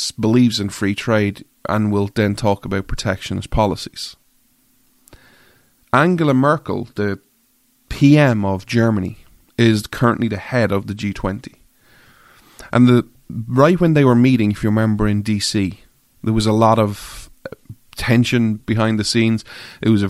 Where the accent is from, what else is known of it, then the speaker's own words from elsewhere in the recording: Ireland; I'm an Irish guy